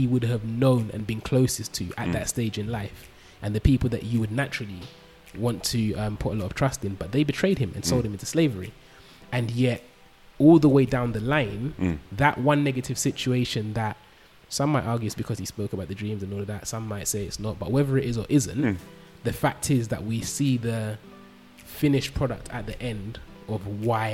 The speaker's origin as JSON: {"language": "English", "region": "London", "country": "United Kingdom", "tie": "born or raised there", "said": "I grew up in London."}